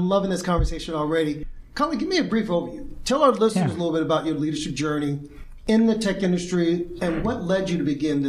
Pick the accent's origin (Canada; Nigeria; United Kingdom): Canada; And a lot of people will think, oh, it's because we're Canadian.